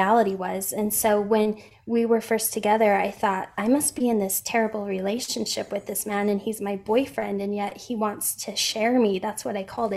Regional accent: Utah, United States; also born or lived in Boston, Massachusetts; I'm from Utah originally. I've lived here my whole life

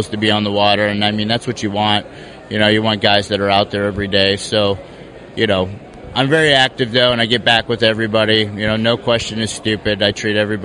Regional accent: Girard, Pennsylvania, United States; moved away; growing up in Girard, Pennsylvania, a nice little small town

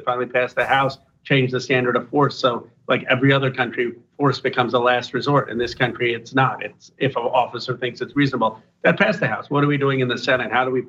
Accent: California, United States; We're both from Northern California. We're both progressive

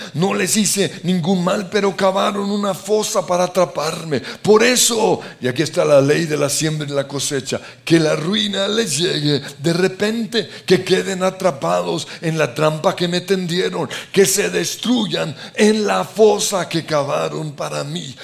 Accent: Colombia; como colombianos

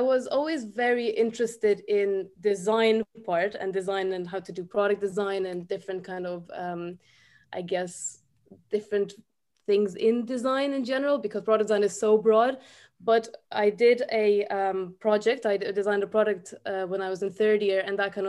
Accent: Ukraine; also born or lived in Dublin, Ireland; now in Ireland; I'm also from Ukraine, but I've lived here since 2012.

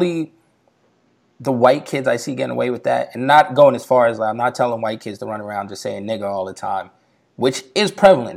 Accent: New York, United States; me growing up in New York

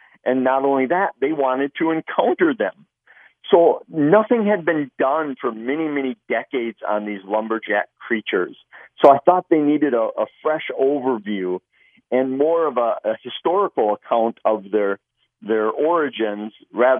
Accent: Midwest, United States; Growing up in the Midwest, I had always heard legends of these creatures.

